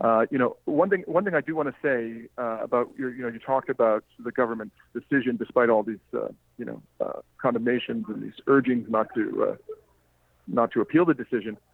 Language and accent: English; Canada; as a Canadian